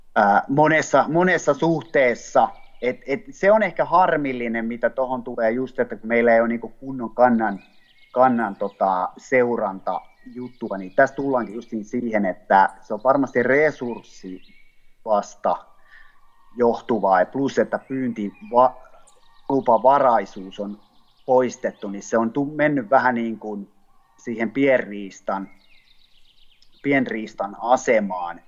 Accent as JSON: {"language": "Finnish", "region": "Ostrobothnia", "country": "Finland", "also_born_or_lived": "Southwest Finland", "moved": "yes", "lives_now": "Taivassalo, Finland", "said": "Pohjanmaalla, mistä mä oon kotoisin"}